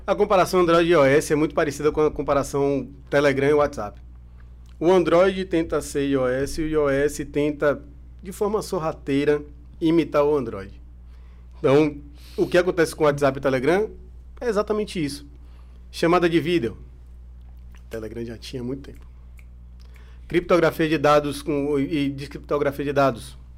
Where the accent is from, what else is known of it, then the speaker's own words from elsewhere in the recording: Brazil; eu sou brasileiro